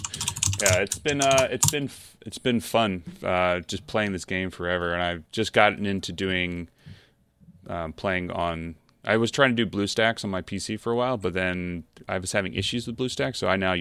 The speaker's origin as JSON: {"language": "English", "town": "Baltimore", "region": "Maryland", "country": "United States", "also_born_or_lived": "New York", "moved": "as an adult", "lives_now": "Connecticut, United States", "said": "Now I'm from Baltimore originally, but like I moved to New York in 2010 and then bought a house 2-3 years ago, something like that, up in Connecticut."}